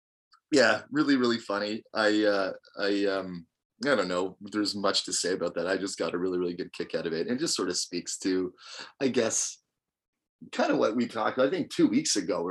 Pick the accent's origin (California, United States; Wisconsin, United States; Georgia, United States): Wisconsin, United States; I don't know, man. I'm from Wisconsin. New England is weird.